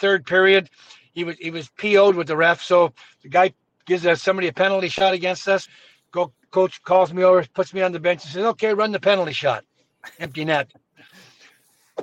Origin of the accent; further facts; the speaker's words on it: Winnipeg, Manitoba, Canada; I grew up in Winnipeg and I was still living here and playing here